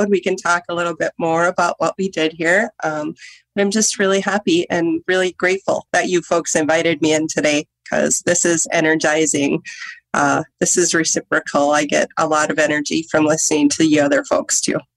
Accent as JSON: {"language": "English", "area": "Leech Lake Nation", "region": "Minnesota", "country": "United States", "said": "I'm from the Leech Lake Nation, and that's located within Minnesota."}